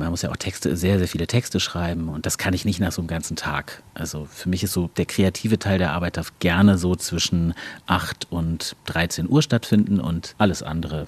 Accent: Berlin, Germany; moved away as an adult; now in Dortmund, Germany; Ich bin ja ähm, quasi neu Dortmunder, ich mhm. bin ja Berliner und ich pendle auch am Wochenende natürlich nach Hause

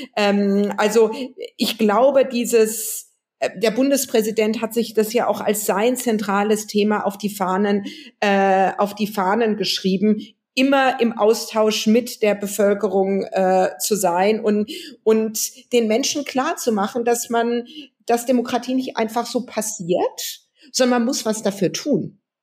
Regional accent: West Germany, Germany; als Westdeutsche als jemand, der in Westdeutschland geboren wurde

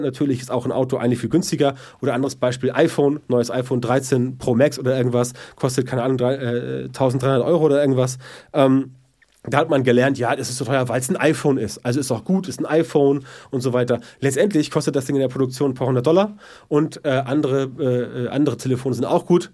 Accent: the North, Northern Germany, Germany; bei uns im Norden

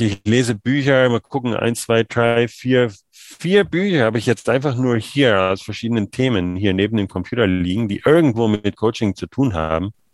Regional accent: Germany; Ich als Deutscher

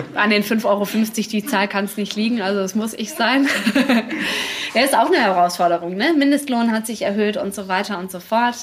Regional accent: Dortmund, North Rhine-Westphalia, Germany; moved away as an adult; now in Hamburg, Germany; Ich komme aus Dortmund

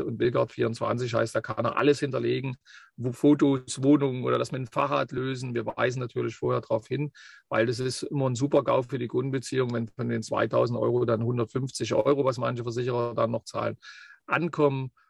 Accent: Leipzig region, Saxony, Germany; moved away as an adult; also born or lived in Bavaria; wo ich herkomme, weil das ist ganz wichtig, ähm, so wie es dann geworden ist. Wie gesagt, du hast es ja schon gesagt, Region Leipzig

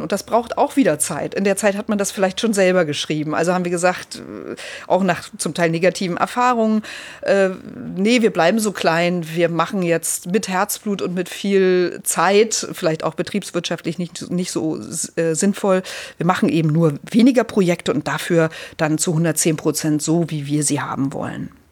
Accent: Lübbenau, Brandenburg, Germany; also born or lived in Eisleben; now in Hamburg, Germany; ich bin ja in der Lutherstadt Eisleben äh, geboren worden, weil meine Großeltern damals lebten, dann eben in, in Lübbenau aufgewachsen, in, in den neuen Bundesländern äh, mit dem Mauerfall dann nach Hamburg gekommen.

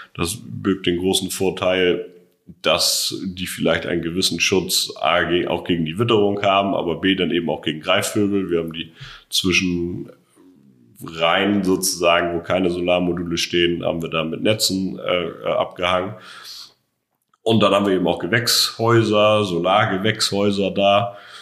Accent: Schleswig-Holstein, Germany; moved away as an adult; now in Brandenburg, Germany; Ich komme ganz ursprünglich aus Schleswig-Holstein und bin jetzt seit zehn Jahren ungefähr hier in Brandenburg

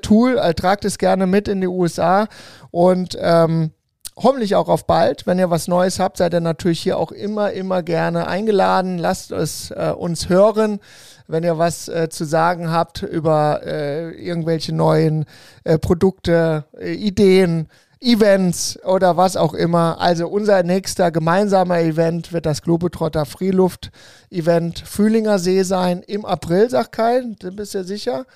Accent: Mainz category, Rhineland-Palatinate, Germany; now in Cologne, Germany; wo ich herkomme, feiert man ja Fasching und das ist auch sehr feuchtfröhlich. Ich bin ja eher so die Mainzer-Kategorie ähm, äh, vom Bundesland her

